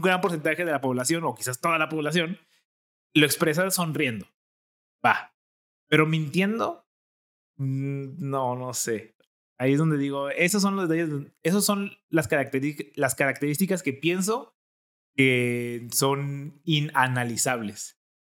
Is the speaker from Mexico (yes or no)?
yes; Jalisco, Mexico; accent: jalisquillo; mi acento jalisquillo